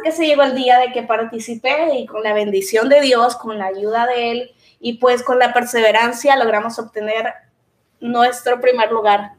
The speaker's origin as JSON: {"language": "Spanish", "region": "Usulután", "country": "El Salvador", "moved": "yes", "said": "soy eh, salvadoreña"}